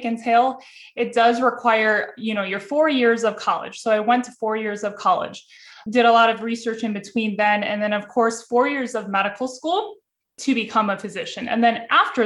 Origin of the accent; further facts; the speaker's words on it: Cleveland, Ohio, United States; I'm born and raised in Cleveland, Ohio.